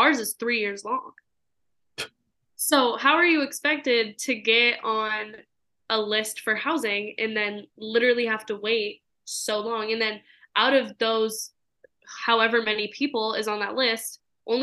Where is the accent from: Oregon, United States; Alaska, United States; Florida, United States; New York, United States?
Oregon, United States; Portland; moved away as an adult; also born or lived in California; now in Las Vegas, United States; I grew up in Portland